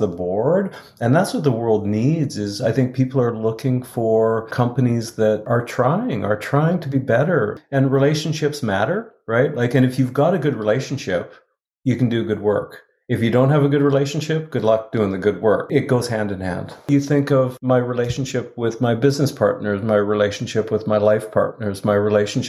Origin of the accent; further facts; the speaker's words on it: Edmonton, Alberta, Canada; Chris and I both grew up in Edmonton